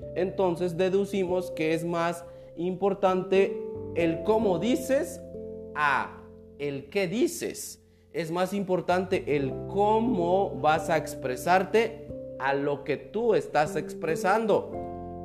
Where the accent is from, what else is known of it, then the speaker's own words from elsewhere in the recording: Mexico; como mexicanos